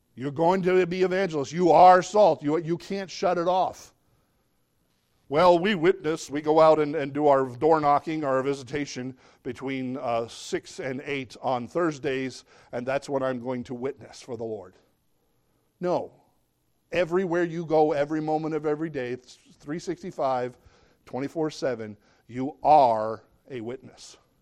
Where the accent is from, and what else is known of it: United States